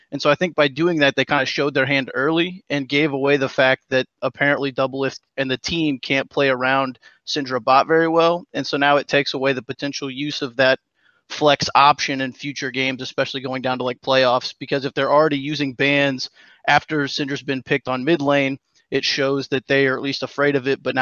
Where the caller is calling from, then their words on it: Columbia, Missouri, United States; Columbia, Missouri.